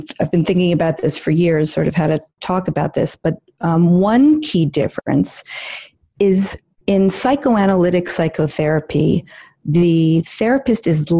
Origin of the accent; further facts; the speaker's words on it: New York City, New York, United States; I am a born and raised in New York City